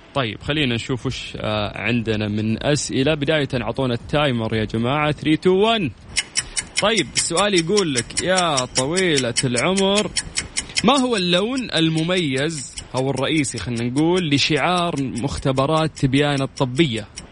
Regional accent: Saudi Arabia

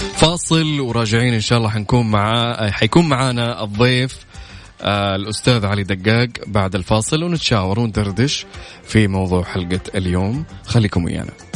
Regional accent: Saudi Arabia; عندنا في المملكه هنا

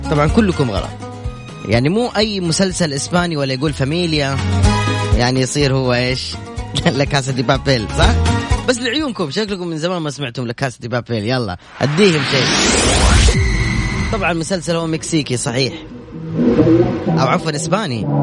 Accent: Yemen; now in Jeddah, Saudi Arabia; انا من اليمن

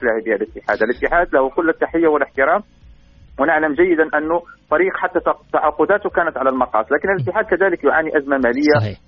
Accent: Morocco; ما نتمناه صادقين كمغاربه

